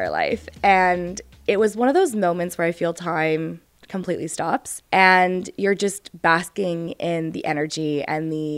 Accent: Winnipeg, Manitoba, Canada; I am from Winnipeg, Manitoba

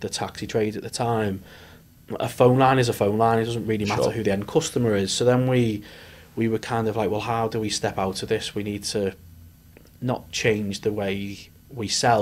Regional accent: Liverpool, North West England, United Kingdom; moved away as an adult; also born or lived in Newcastle; now in Leeds, United Kingdom; I am a Scouser by trade. Left Liverpool a long time ago. Went up to Newcastle for university

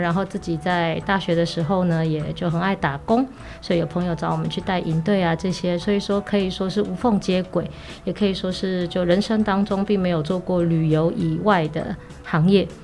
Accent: Taipei, Taiwan; 我们从小到大都在台北长大，啊，我也算是在台北就走跳了这么久的人

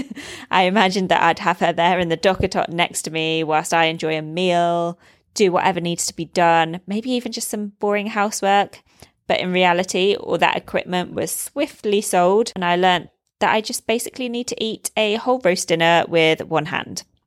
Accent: United Kingdom; moved away as an adult; now in Dubai, United Arab Emirates; I'm a British expat living in Dubai, UAE, with my partner and baby girl

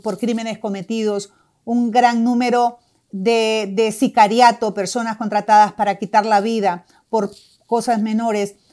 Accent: Honduras; now in Doral, United States

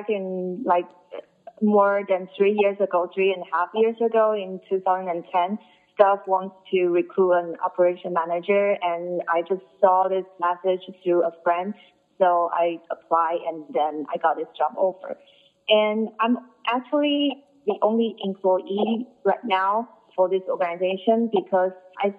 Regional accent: Taipei, Taiwan; moved away as an adult; now in New York, United States; I'm from Taipei

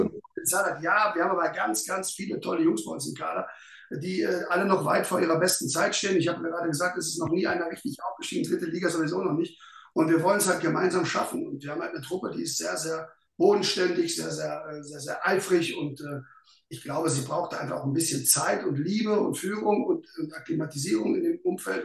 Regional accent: the West, western Germany, Germany; also born or lived in Berlin; now in Aachen, Germany; ich einfach auch irgendwo ein Stück weit ein Kind des Westens bin

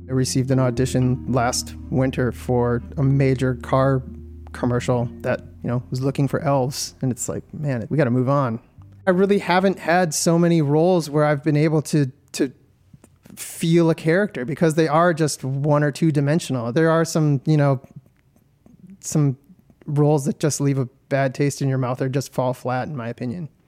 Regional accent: Detroit, Michigan, United States; I'm from Detroit, Michigan

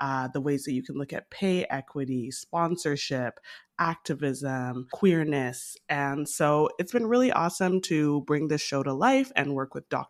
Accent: Canada; now in Toronto, Canada; I'm Canadian, as we know, in Toronto

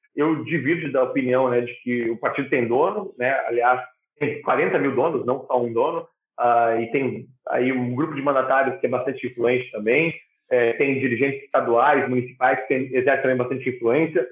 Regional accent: Porto Alegre, Rio Grande do Sul, Brazil; also born or lived in Nova Bassano; Sou de Nova Bassano, mas eu morei a, a vida inteira praticamente em Porto Alegre

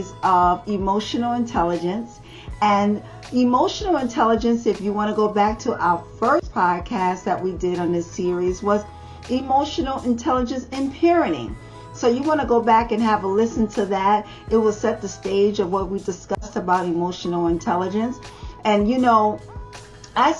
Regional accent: New York City, New York, United States; I'm a girl from the Bronx

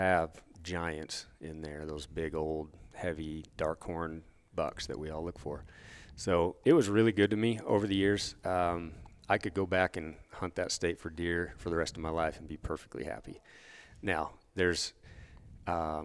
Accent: Snohomish, Washington, United States; moved away as an adult; also born or lived in Granite Falls, Washington / Alaska; now in Montana, United States; I grew up in Snohomish, Washington, little cow town, kind of northeast of Seattle, I guess.

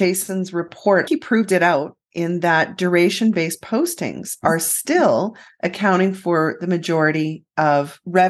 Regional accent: Canada; we're so Canadian. Canadians typically won't end the interview that quick.

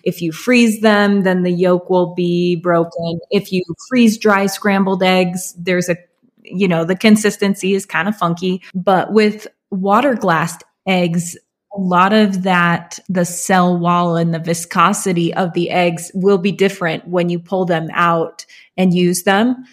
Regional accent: Alaska, United States; moved away; where I grew up in Alaska

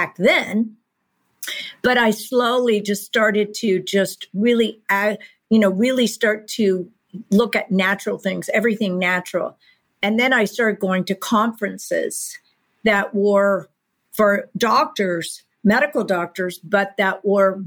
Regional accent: Texas, United States; I grew up in Texas

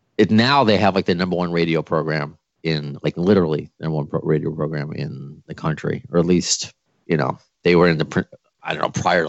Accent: New York, United States; moved away as an adult; also born or lived in Long Island, New York / Cape Cod, Massachusetts; Okay. So I'm from New York. I don't know if you could tell by my accent or at least my jersey.

